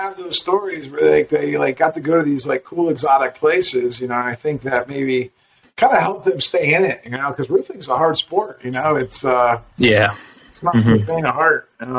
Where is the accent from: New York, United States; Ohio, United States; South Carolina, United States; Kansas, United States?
Ohio, United States; Canton; moved away; also born or lived in Pennsylvania; where I'm from in Canton